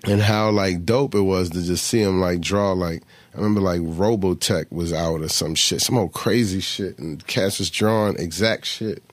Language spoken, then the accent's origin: English; Philadelphia, Pennsylvania, United States; moved away as an adult; also born or lived in Florida; I was born in Philly